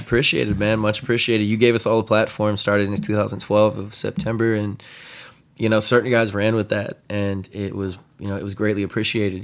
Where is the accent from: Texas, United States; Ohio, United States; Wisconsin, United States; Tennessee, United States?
Texas, United States; San Antonio; also born or lived in Austin, Texas; I'm from San Antonio, Texas